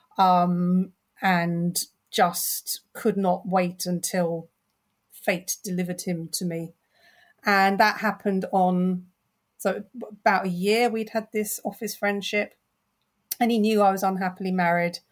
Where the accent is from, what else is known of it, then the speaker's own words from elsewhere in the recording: London, United Kingdom; I'm born and bred in North London.